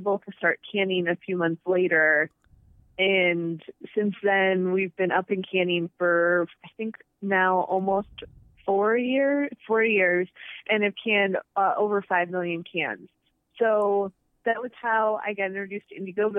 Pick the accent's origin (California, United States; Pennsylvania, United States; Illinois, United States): Illinois, United States; Rock Falls; moved away as an adult; also born or lived in Indianapolis / Chicago / San Francisco; I grew up in Rock Falls, Illinois